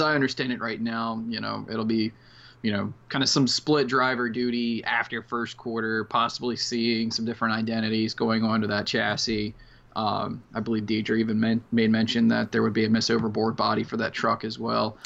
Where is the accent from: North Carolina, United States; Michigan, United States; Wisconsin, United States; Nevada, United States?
North Carolina, United States; Outer Banks; the Outer Banks, North Carolina, where I'm from